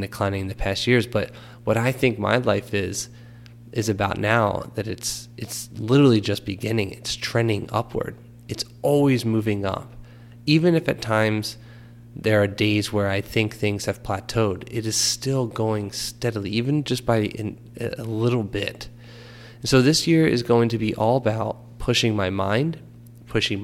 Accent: Philadelphia, Pennsylvania, United States; moved away; also born or lived in New Jersey; I grew up in Philadelphia, moved to New Jersey, went to school at Rutgers

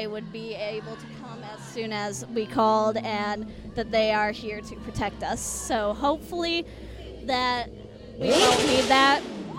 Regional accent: Sedalia, Missouri, United States; I come from Sedalia, so I'd say it's only slightly bigger than here

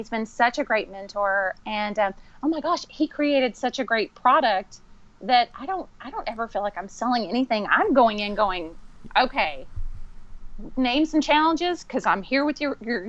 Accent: the South, United States; it may be because I'm from the South

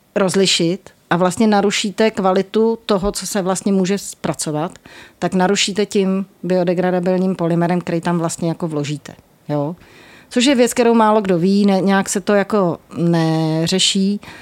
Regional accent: Prague, Czechia; já jsem jako z Vinohrad a bydlím vedle

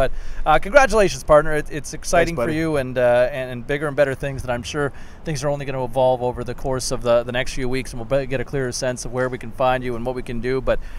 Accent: Ottawa, Ontario, Canada; moved away; I grew up in Ottawa.

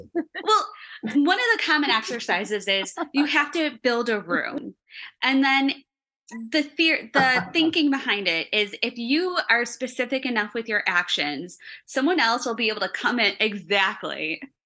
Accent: Chicago, Illinois, United States; accent: Chicago; my Chicago accent

